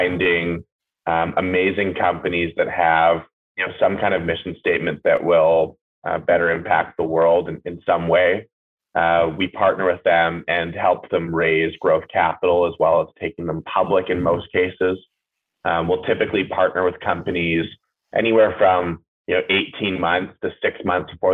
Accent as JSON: {"language": "English", "town": "Port Moody", "region": "British Columbia", "country": "Canada", "tie": "born or raised there", "said": "I grew up just outside of Vancouver. I'd call Port Moody my hometown"}